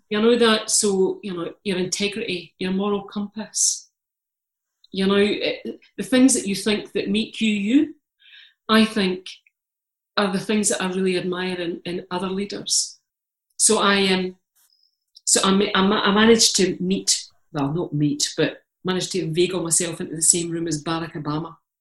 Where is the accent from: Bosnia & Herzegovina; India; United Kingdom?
United Kingdom; Scotland; I'm Scottish. I'm Calvinist.